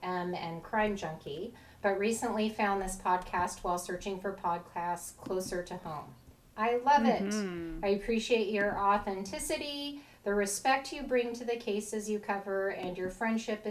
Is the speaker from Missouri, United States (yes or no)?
no; Oregon, United States; Christine and I were both born and raised in Oregon